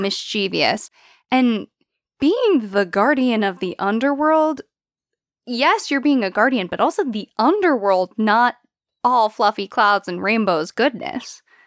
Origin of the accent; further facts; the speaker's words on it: United States; I grew up in America